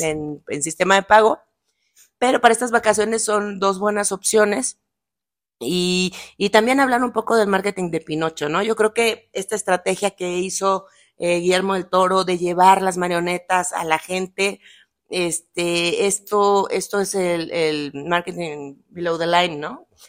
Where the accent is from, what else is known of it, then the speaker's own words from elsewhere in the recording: Tabasco, Mexico; moved away; es de mi tierra